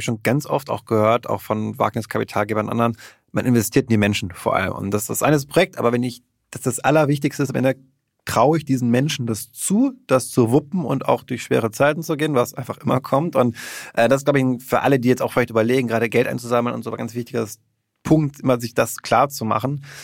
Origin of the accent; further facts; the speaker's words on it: Berlin, Germany; als Berliner